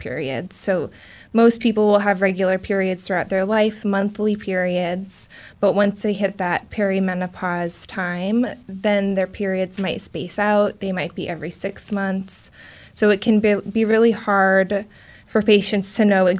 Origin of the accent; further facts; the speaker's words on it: Alaska, United States; also born or lived in Wisconsin; now in Portland, United States; am originally from Alaska